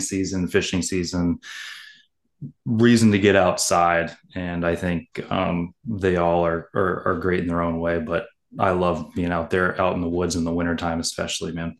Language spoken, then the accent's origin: English; Maine, United States; growing up here as a kid